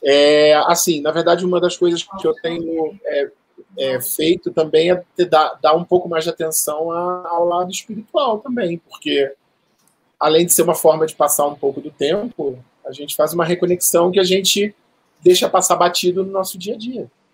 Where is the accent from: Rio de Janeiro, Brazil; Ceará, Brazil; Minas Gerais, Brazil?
Rio de Janeiro, Brazil; moved away as an adult; now in São Paulo, Brazil; eu me mudei aqui para São Paulo no dia 27 de março de 2019, ou seja, acabou de completar um ano, eu sou do Rio de Janeiro